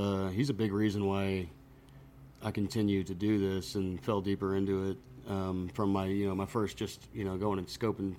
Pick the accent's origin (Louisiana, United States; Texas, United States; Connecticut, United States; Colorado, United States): Texas, United States; Buda; I grew up in Buda